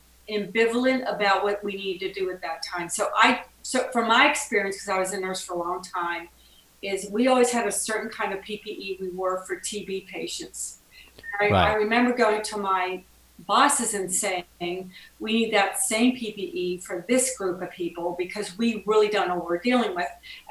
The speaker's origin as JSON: {"language": "English", "town": "Pittsburgh", "region": "Pennsylvania", "country": "United States", "tie": "born or raised there", "said": "I'm from Pittsburgh, Pennsylvania."}